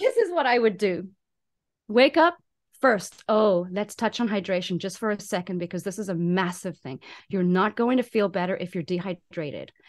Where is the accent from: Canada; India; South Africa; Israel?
South Africa; moved away as an adult; also born or lived in Taiwan; now in United States; I'm a South African in America